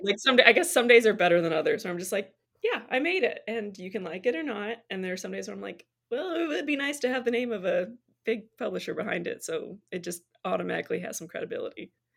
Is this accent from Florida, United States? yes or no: no; Michigan, United States; moved away as an adult; also born or lived in Tennessee; I'm from Michigan and I lived in Tennessee for years and we actually just moved back to be closer to family.